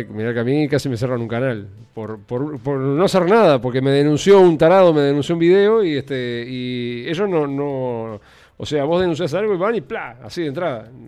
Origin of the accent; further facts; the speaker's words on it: Uruguay; pero yo como uruguayo quiero que el país le vaya bien